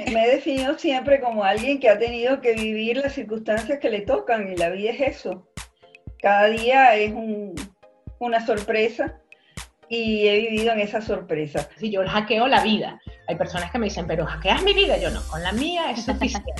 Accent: Venezuela; como venezolanos

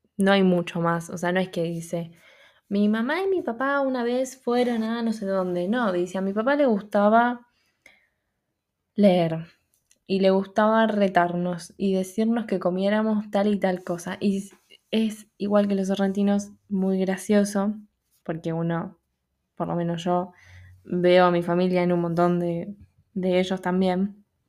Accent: Buenos Aires, Argentina; como porteña

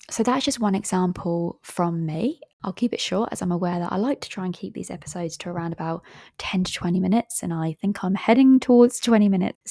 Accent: England, United Kingdom; I am from England

